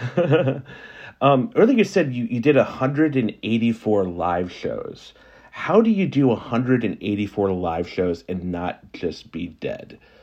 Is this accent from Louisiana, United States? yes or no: yes; New Orleans, Louisiana, United States; also born or lived in South Carolina; I grew up in New Orleans